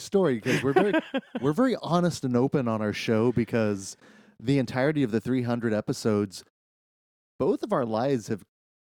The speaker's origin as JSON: {"language": "English", "region": "Midwest", "country": "United States", "said": "we're from the Midwest"}